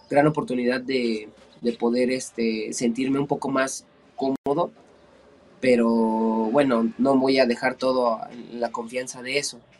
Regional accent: Ecatepec, State of Mexico, Mexico; Estado de México. Eh, en el, del municipio de Catepec. Estamos relativamente pegados a la Ciudad de México.

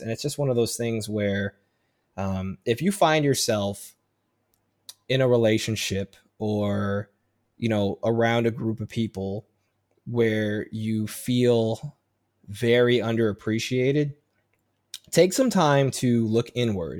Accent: Chicago, Illinois, United States; moved away as an adult; now in San Diego, United States; I grew up in Chicago and never felt like I fit in. And I move out to San Diego

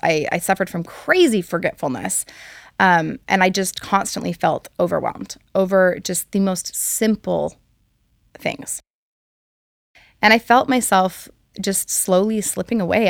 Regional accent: Hawaii, United States; I'm from Hawaii, and so living here in Hawaii

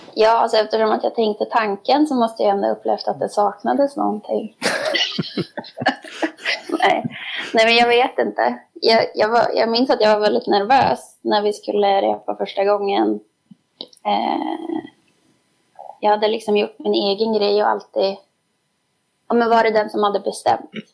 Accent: Skellefteå, Västerbotten County, Sweden; jag eh, är ju också från Skellefteå

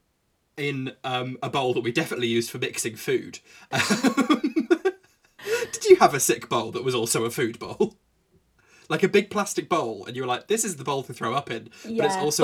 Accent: Yorkshire and the Humber, United Kingdom; born there; I was born in Yorkshire.

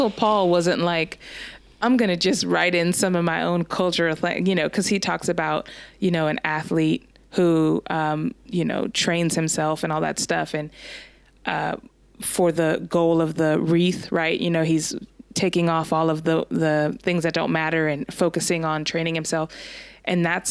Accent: United States; as an American

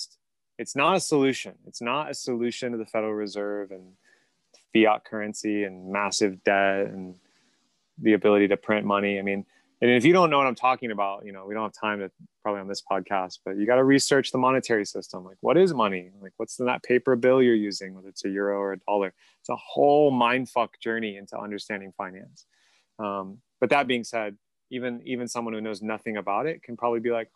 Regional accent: United States; I'm from the United States

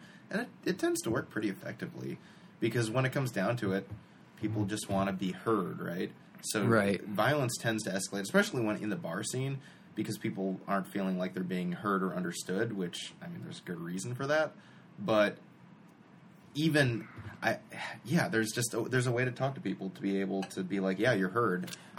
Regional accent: Glen Ellyn, Illinois, United States; we come from Glen Ellyn. The best of the bullshitters live here.

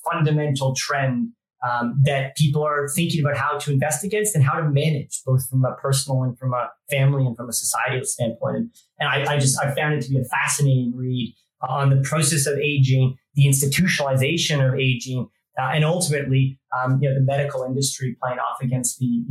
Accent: Canada; moved away as an adult; now in United Kingdom; I grew up in Canada

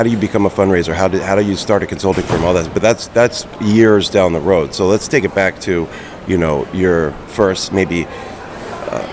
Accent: Philadelphia, Pennsylvania, United States; moved away as an adult; now in West Coast, United States; I'm from the East Coast originally, from Philly area, and been living out on the West Coast for a little over 5 years

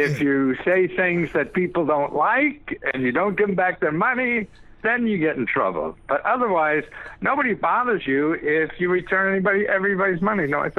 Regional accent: Wilkes-Barre, Pennsylvania, United States; Oh, Pennsylvania, really? Where about? I grew up in Wilkes-Barre.

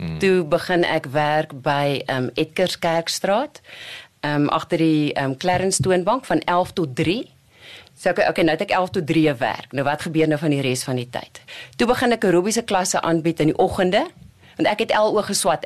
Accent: Kimberley, Northern Cape, South Africa; moved away as an adult; also born or lived in Warrenton / Jan Kempdorp / Bloemfontein; toe gaan ons Kimberley toe

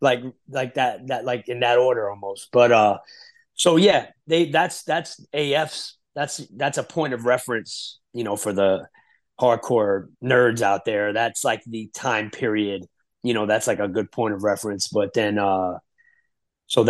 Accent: Florida, United States; moved away; also born or lived in Passaic, New Jersey / Union City, New Jersey / New York City; My family went to Florida when I was 5, 6 years old, and then I lived there for a bunch of years.

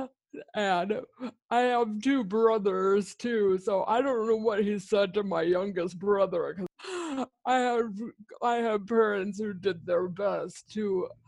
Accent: San Diego, California, United States; I grew up in sunny San Diego. I am a third generation San Diegan.

